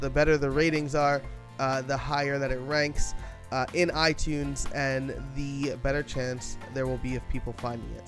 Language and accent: English; New York, United States; I'm a New Yorker